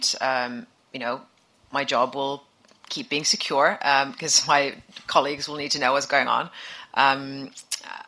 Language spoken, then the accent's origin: English; Finland; I'm from Finland